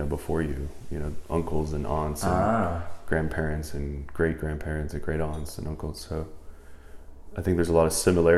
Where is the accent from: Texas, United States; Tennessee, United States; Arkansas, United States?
Texas, United States; Converse; also born or lived in Rochester, New York; I grew up in Converse area, not that far from Judson and all